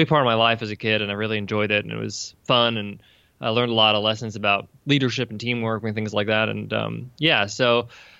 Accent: Long Island, New York, United States; I was born and raised in New York. Long Island, New York is where I come from.

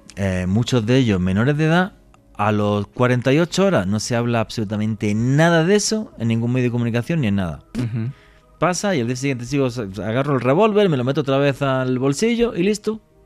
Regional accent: Spain; now in Colombia; Yo como europeo

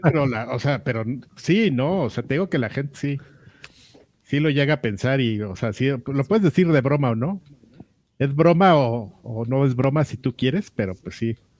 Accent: Mexico; como lo que somos, amigo, como mexicanos

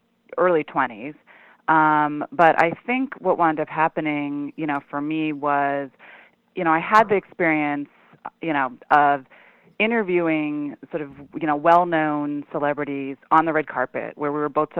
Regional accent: New York City, New York, United States; also born or lived in Ithaca, New York; I grew up in New York City on East 79th Street

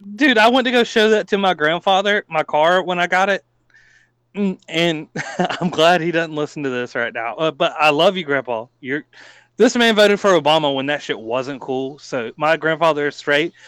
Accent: Columbia, South Carolina, United States; I'm born and raised in Columbia, South Carolina.

